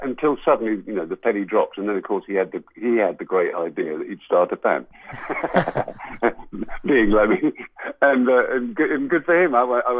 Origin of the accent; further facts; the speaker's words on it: England, United Kingdom; we are English, we are British, all this stuff.